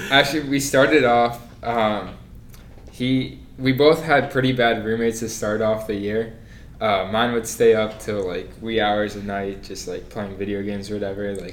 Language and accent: English; New Jersey, United States; moved away as an adult; now in Miami, United States; originally from New Jersey. Um, 45 minutes from New York.